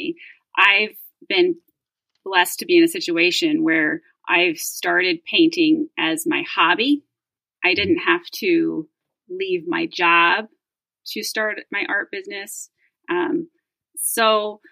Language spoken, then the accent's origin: English; Reno, Nevada, United States; I grew up in Reno